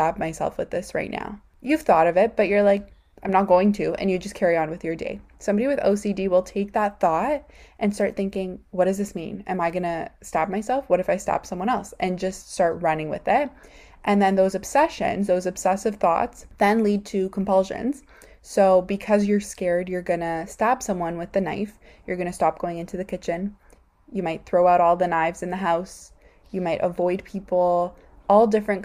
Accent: Canada; I'm from Canada

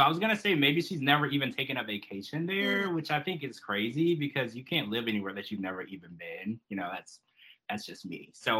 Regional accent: United States; as an American

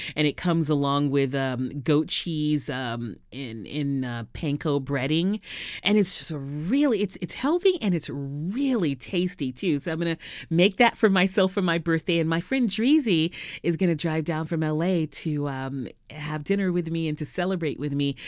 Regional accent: Houston, Texas, United States; moved away as an adult; also born or lived in New York City / Los Angeles / San Diego; now in Southern California, United States; went to Texas Southern University in my hometown of Houston

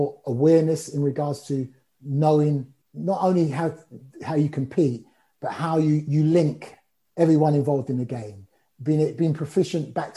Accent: London, United Kingdom; also born or lived in Cricklewood; growing up in Brent, home of Wembley Stadium

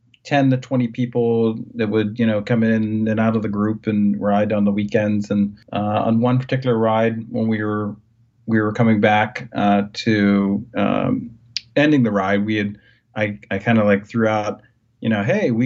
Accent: Ohio Valley, West Virginia, United States; also born or lived in Wheeling, West Virginia; now in Ohio, United States; So I grew up in the Ohio Valley. I was born in West Virginia, went to college in West Virginia, and then after college, moved back to the Ohio Valley, Wheeling, West Virginia

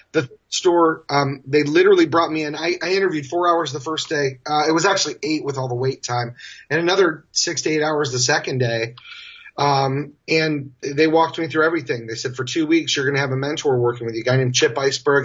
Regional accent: Kalamazoo, Michigan, United States; moved away as an adult; now in San Francisco, United States; where I was born and raised in Michigan

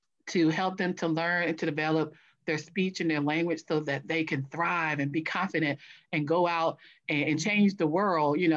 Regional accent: a small town in North Carolina, United States; moved away as an adult; now in Washington, D.C., United States; I was born in Washington, D.C. I was actually raised in a small town in North Carolina.

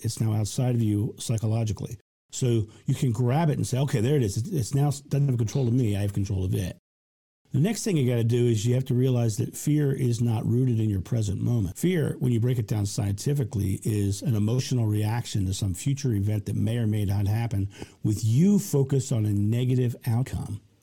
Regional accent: United States; I'm American

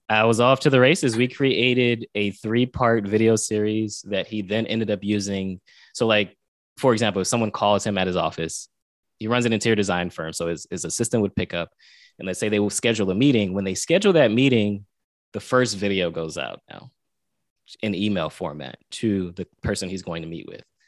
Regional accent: Pompano Beach, Florida, United States; I'm from South Florida, Pompano Beach, Florida

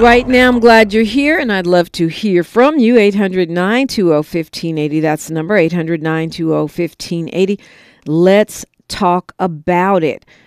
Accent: California, United States; as a Californian, right, a, a resident of the Golden State

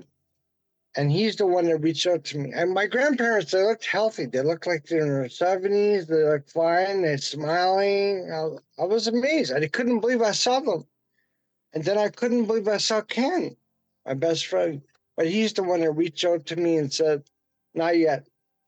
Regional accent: Vancouver, British Columbia, Canada; I'm from Vancouver, British Columbia, on the west coast of Canada

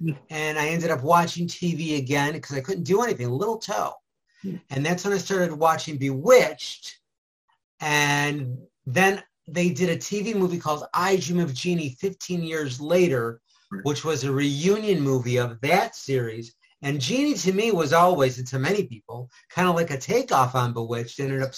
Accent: Rochester, New York, United States; moved away; also born or lived in Los Angeles; Well, I grew up in Rochester, New York, in the inner city, all in the 1960s.

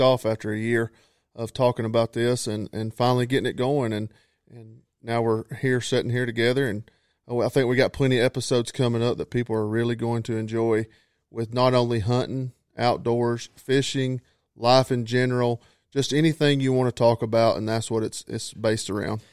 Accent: North Georgia, United States; I'm from North Georgia, uh, born and raised

